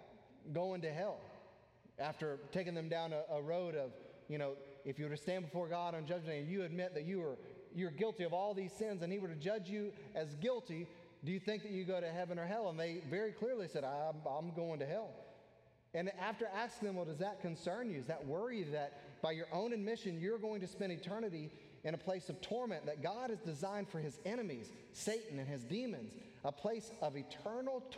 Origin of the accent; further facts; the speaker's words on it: United States; American Christians, specifically American Christians